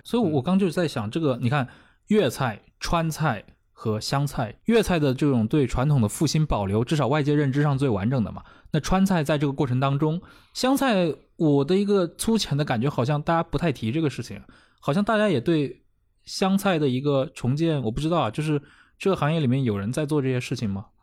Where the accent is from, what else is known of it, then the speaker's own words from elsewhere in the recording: Anqing, Anhui, China; 我是安徽人